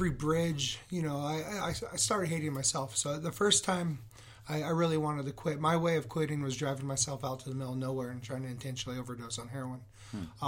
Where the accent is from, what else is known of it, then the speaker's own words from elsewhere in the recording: Yuma, Arizona, United States; growing up in Yuma, Arizona, where it's 100 degrees